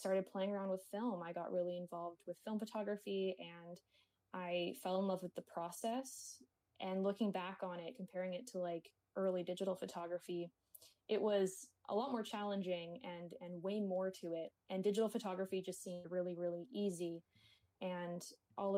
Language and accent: English; Kingston, Ontario, Canada; now in Toronto, Canada; I was born in Kingston, Ontario, which is a few hours away from Toronto.